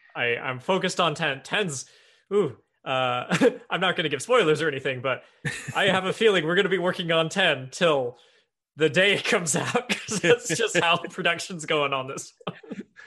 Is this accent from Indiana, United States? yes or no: yes; Evansville, Indiana, United States; moved away as an adult; now in Seattle, United States; Evansville, Indiana. Very, very southern tip of the, of the toe of Indiana. Uh, went, yeah, born there, grew up there, went to college there